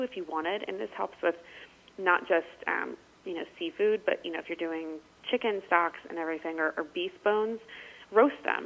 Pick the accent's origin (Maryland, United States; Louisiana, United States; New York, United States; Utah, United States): Maryland, United States; I'm from Maryland, and we, you know, obviously are known for our crabs